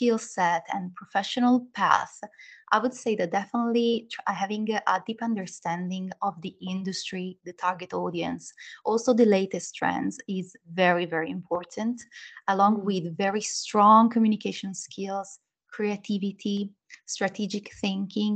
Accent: Milan, Lombardy, Italy; English is a second language; moved away; as you can hear maybe from a little bit of accent, I was born in Italy, in Milan, where I studied communication science, media and languages.

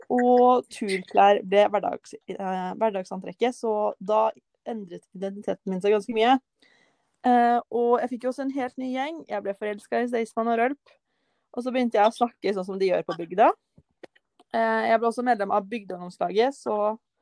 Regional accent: Kløfta, Akershus, Norway; Jeg er jo fra Kløfta. Og rett utenfor Oslo

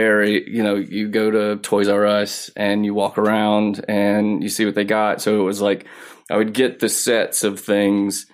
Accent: Mississippi, United States; now in Los Angeles, United States; I live in LA, but I'm from Mississippi

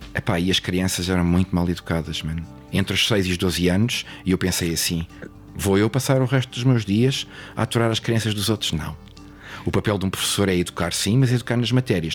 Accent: Lisbon, Portugal; also born or lived in England; now in Mafra, Portugal; sou natural de Mafra, bom, de Lisboa, mas vivo em Mafra

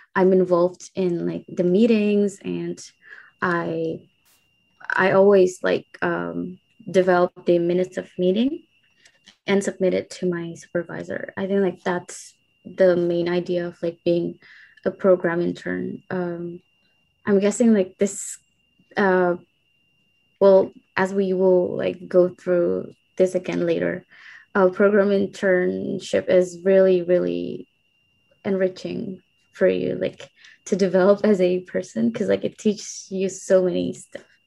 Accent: Indonesia; moved away as an adult; now in Japan; I'm a program intern from Indonesia, and I'm currently studying in Japan at the University of Tokyo

